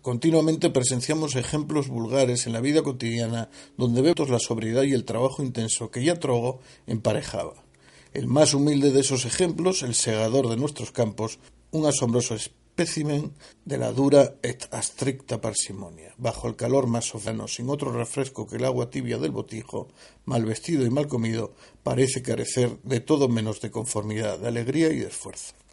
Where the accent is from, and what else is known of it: Spain